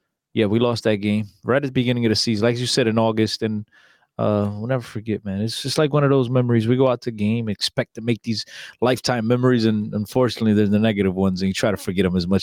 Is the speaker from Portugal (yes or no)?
yes; Aveiro, Aveiro District, Portugal; It's in Aveiro, my hometown.